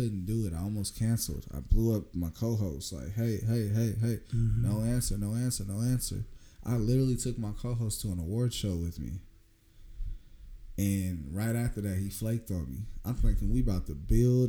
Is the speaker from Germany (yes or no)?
no; Bakersfield, California, United States; I was coming from Bakersfield to L.A.